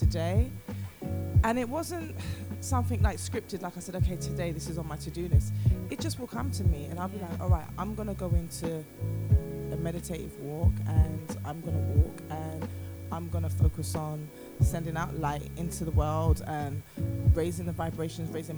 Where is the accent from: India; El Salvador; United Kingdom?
United Kingdom; moved away as an adult; also born or lived in New York; being British